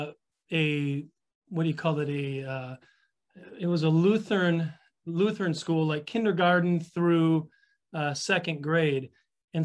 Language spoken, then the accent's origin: English; Wisconsin, United States; also born or lived in Rockford, Illinois; born of a certain amount of dysfunction, divorce and separation and moving. And so I've moved around a bit between Illinois and Wisconsin